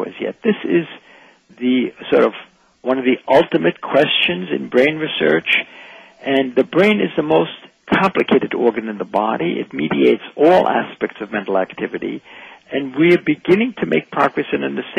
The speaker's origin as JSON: {"language": "English", "region": "Vienna", "country": "Austria", "said": "I'm from Vienna"}